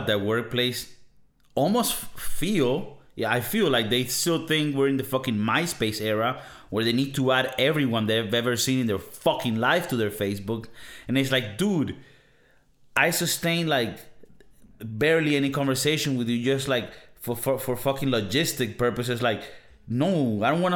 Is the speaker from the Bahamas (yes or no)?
no; Venezuela; now in Spain; I come from Venezuela.